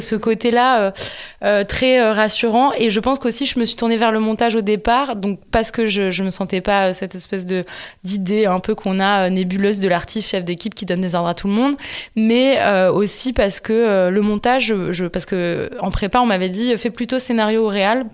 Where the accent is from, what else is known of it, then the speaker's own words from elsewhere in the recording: Montpellier, Occitania, France; moi, je viens du sud de la France, de Montpellier, donc juste à côté de Sète